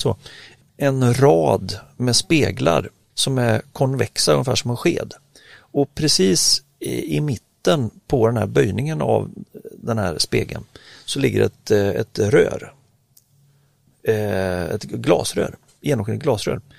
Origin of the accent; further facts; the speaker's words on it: Sweden; som svensk